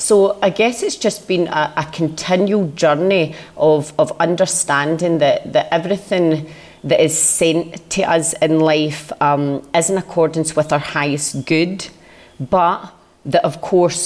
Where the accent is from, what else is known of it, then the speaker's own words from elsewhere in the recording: Glasgow, Scotland, United Kingdom; now in Colombia; I'm originally from Glasgow, now living out in Colombia